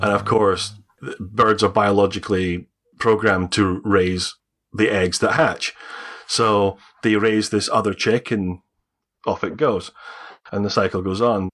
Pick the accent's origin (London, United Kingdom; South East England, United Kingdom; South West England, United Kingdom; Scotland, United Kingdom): Scotland, United Kingdom; accent: Scottish; I'm Scottish, I have a Scottish accent.